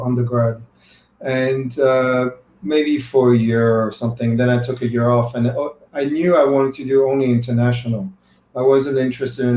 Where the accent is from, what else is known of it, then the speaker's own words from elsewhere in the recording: France; now in United States; I'm European, I'm from France originally